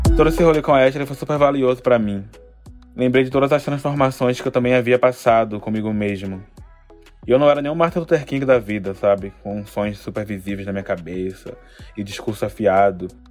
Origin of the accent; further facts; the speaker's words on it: Salvador, Bahia, Brazil; Eu nasci e vivo em Salvador